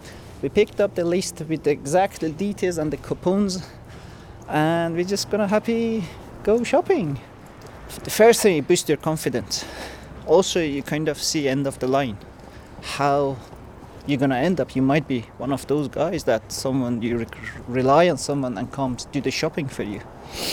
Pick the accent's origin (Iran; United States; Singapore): Iran; English is a second language; moved away; I'm Iranian originally.